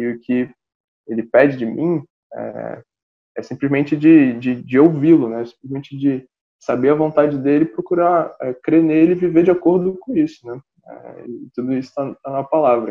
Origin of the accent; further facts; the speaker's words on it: Rio de Janeiro, Brazil; eu sou do Rio de Janeiro, nasci e moro aqui